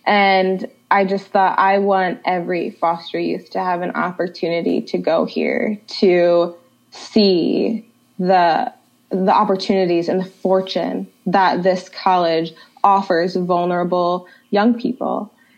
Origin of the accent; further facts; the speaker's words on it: Ohio, United States; I'm originally from Ohio